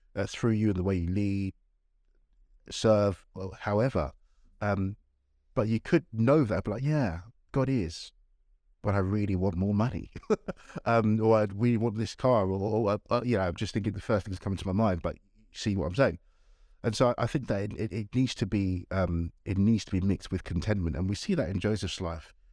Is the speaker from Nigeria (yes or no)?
yes; Nigeria; moved away; I was born in Nigeria